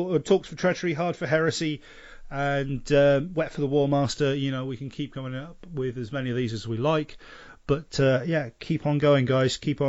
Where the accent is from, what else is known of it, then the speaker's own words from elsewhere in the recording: England, United Kingdom; now in Sweden; I'm English.